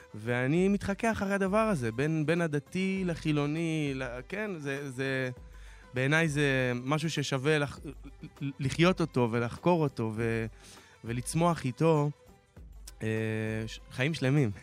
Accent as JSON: {"language": "Hebrew", "town": "Dimona", "region": "Southern District", "country": "Israel", "tie": "born or raised there", "said": "נולדתי בדימונה"}